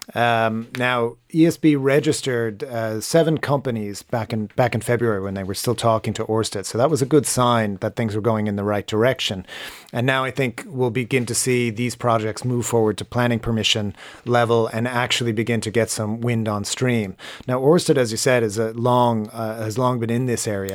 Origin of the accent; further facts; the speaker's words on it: United States; moved away as an adult; now in Ireland; living in Ireland, uh, uh, as an American who grew up in a much sunnier climate